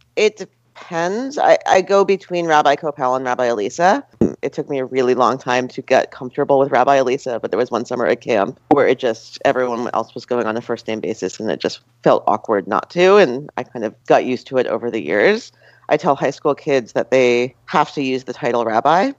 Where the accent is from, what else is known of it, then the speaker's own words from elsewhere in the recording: Westfield, New Jersey, United States; I grew up in Westfield, New Jersey